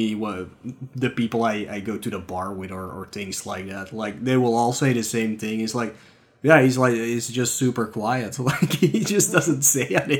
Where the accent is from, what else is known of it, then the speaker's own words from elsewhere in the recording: Flanders, Belgium; accent: Flemish; English is a second language; my Flemish accent